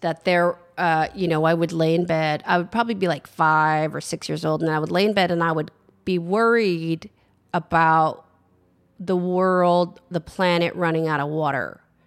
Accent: San Francisco, California, United States; I grew up in San Francisco

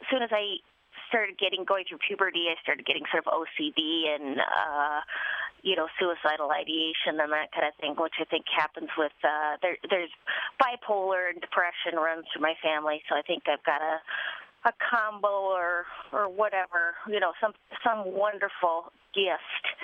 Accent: Duluth, Minnesota, United States; born or raised there; moved away

